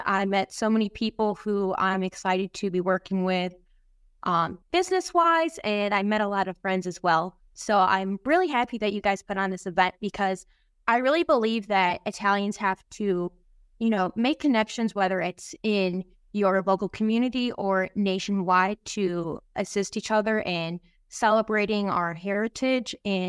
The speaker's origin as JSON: {"language": "English", "town": "Chicago", "region": "Illinois", "country": "United States", "said": "I'm from Chicago."}